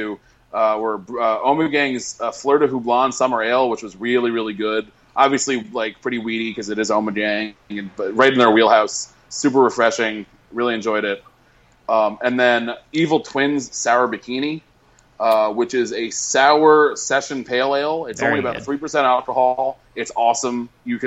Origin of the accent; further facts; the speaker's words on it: Connecticut, United States; my home state